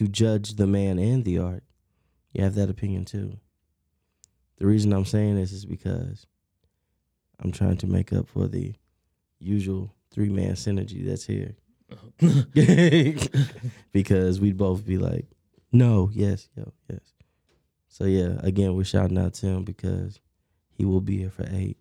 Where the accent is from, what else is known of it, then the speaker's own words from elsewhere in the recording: Texas, United States; I'm from Texas